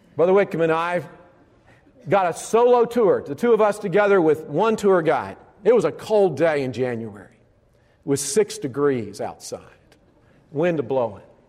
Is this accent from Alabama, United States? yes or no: yes; Alabama, United States; I grew up in Alabama